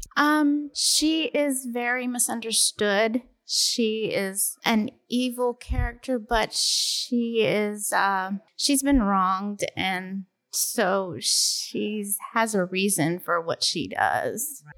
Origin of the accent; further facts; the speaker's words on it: Cleveland, Tennessee, United States; Cleveland, Tennessee. That's just outside of Chattanooga